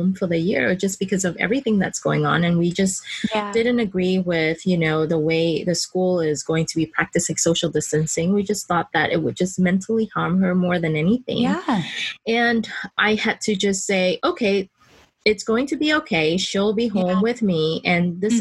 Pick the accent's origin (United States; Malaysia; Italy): Malaysia; moved away; I didn't grow up here. I grew up in Malaysia.